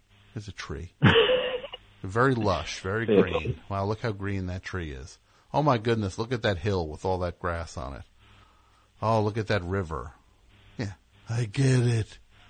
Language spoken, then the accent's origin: English; United States; I'm from America.